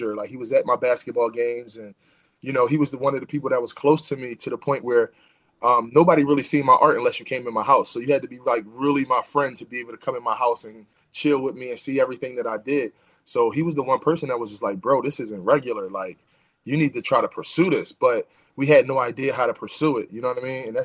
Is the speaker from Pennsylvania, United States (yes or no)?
yes; Philadelphia, Pennsylvania, United States; I'm from West Philadelphia